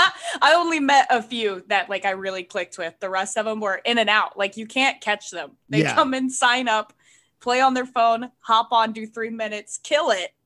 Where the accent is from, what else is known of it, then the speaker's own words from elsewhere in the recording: North Carolina, United States; also born or lived in Los Angeles / Texas / Florida; I grew up mainly in North Carolina. I bounced around a lot as a kid. Like, I was born in LA, lived in Texas for a bit. North Carolina is mostly where I get my accent, I guess.